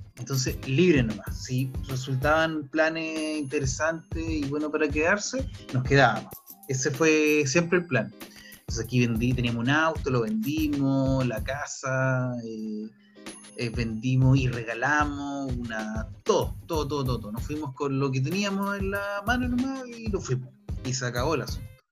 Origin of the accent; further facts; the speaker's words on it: Chile; moved away as an adult; also born or lived in New Zealand; para no ejercer en mi país lo que realmente estudié